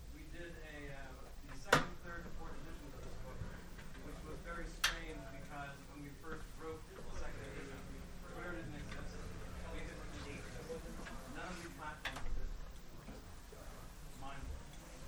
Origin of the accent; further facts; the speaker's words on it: West Coast, United States; By the way, thank you all for coming, because I am from the West Coast, and when I got here the other day